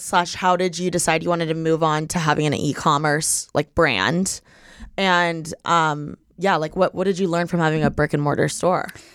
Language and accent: English; Midwest, United States; I'm from the Midwest. Like, I grew up with, like, the sports, the seasons